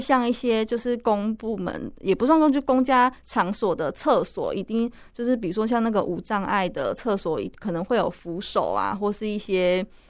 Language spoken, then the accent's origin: Chinese; Pingtung County, Taiwan; now in Taipei, Taiwan; 我老家是在屏东